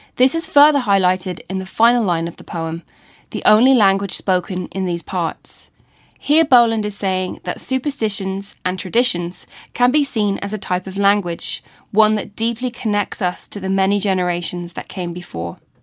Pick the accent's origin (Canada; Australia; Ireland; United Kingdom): Ireland; being Irish and how tradition is so important in our culture